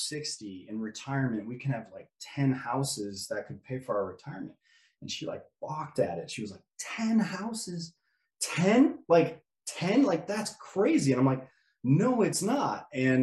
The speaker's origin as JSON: {"language": "English", "town": "Orland Park", "region": "Illinois", "country": "United States", "tie": "born or raised there", "also_born_or_lived": "Pensacola, Florida", "moved": "as an adult", "said": "I am from Orland Park. It's a suburb, south suburb of Chicago. Born and raised in that area"}